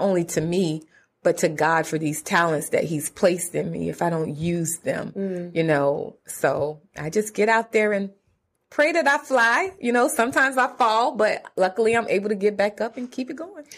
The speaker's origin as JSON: {"language": "English", "region": "South Carolina", "country": "United States", "also_born_or_lived": "Atlanta", "moved": "as an adult", "said": "So I am originally from South Carolina, mm-hmm. a rural area in South Carolina."}